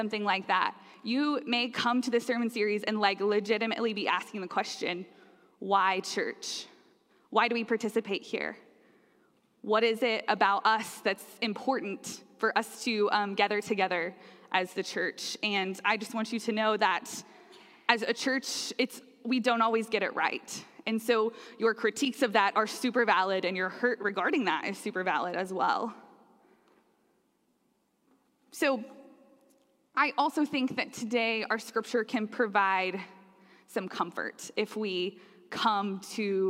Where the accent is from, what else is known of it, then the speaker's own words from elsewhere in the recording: Slapout, Oklahoma, United States; now in Plano, United States; I am not originally from the Plano area. I am from Oklahoma. And in Oklahoma, I grew up in the northwest part that's very rural. And the community in which I grew up is called Slapout